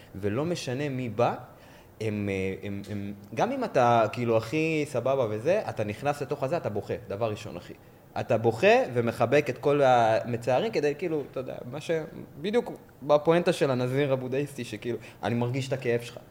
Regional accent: Israel; אני נולדתי פה

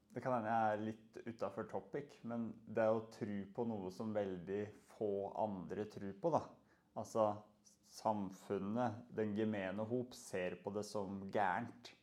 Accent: Moelv, Innlandet, Norway; moved away; jeg er oppvokst på Moelv, en liten plass.

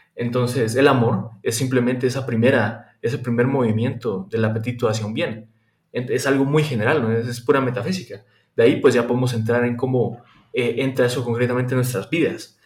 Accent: Guatemala; moved away as an adult; now in Germany; yo soy de Guatemala, estudio en Alemania en este momento

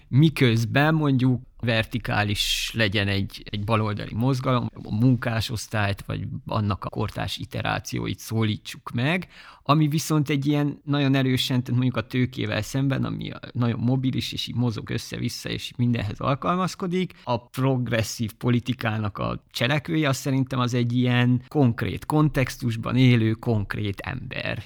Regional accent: Székely Land, Romania; now in Hungary; én tényleg egy ilyen viszonylag tradicionális székelyföldi kis faluból származom

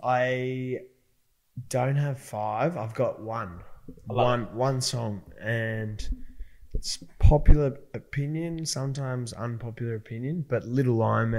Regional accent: Melbourne, Victoria, Australia; moved away as an adult; also born or lived in Brisbane; now in Gold Coast, Australia; I moved to Melbourne for because my family, all our family was originally from there. So moved back to Melbourne when I was 3 and then lived there my whole sort of life up until the start of last year, 2021. And then I've lived up on the Gold Coast for the last year and a half

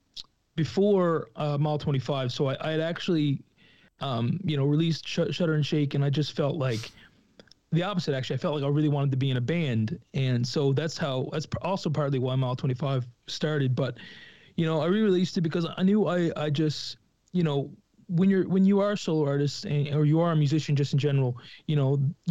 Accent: Lewisporte, Newfoundland and Labrador, Canada; I was from Lewisport

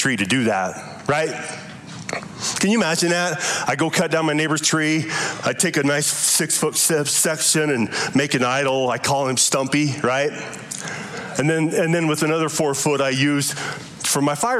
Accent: Lovell, Wyoming, United States; I grew up in Lovell, Wyoming, in a Mormon home

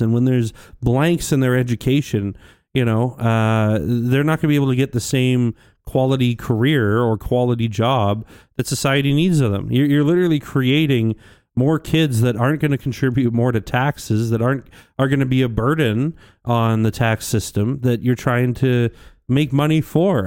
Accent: St. Albert, Alberta, Canada; I grew up in Saint Albert most of my life

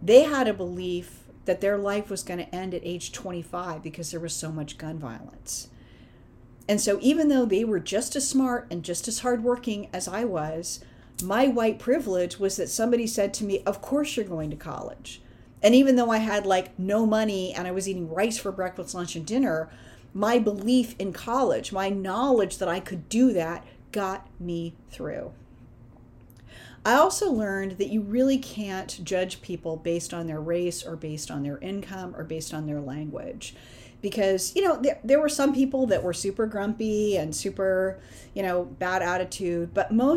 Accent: Berkeley, California, United States; I grew up in Berkeley

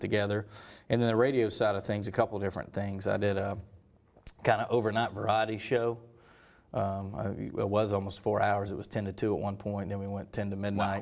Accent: Hendersonville, North Carolina, United States; moved away; originally from Hendersonville, North Carolina

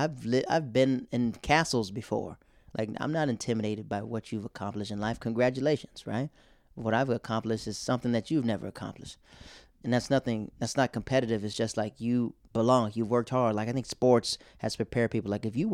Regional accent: the South, United States; moved away; I'm from the South, so we have church revivals in this tent.

